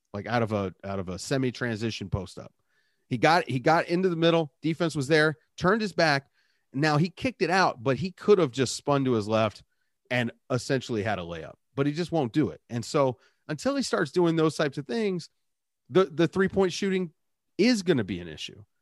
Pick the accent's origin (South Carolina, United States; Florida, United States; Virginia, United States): Virginia, United States; Richmond; I grew up in Richmond in the eighties and nineties